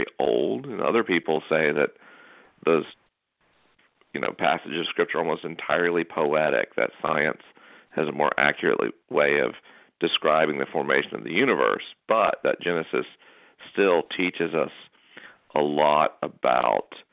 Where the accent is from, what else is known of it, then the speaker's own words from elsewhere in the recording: North Florida, United States; I'm from North Florida